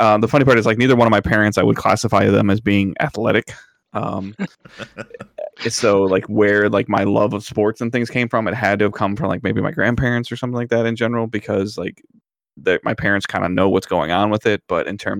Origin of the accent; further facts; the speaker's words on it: Detroit, Michigan, United States; growing up in Metro Detroit